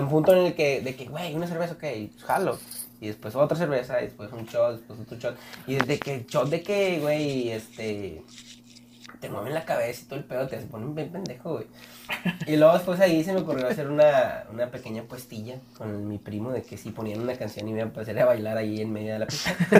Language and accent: Spanish; Mexico; qué bueno que nací aquí. A veces sí quise ser de Estados Unidos, pero qué bueno que nací en México